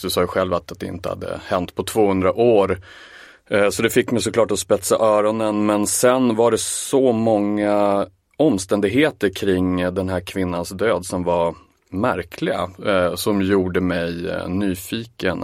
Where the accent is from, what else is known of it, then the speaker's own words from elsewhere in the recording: Umeå, Västerbotten County, Sweden; Jag kommer ju visserligen från Umeå